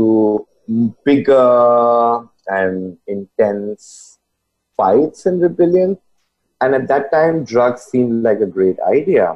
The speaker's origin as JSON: {"language": "English", "country": "India", "tie": "born or raised there", "said": "I grew up in India"}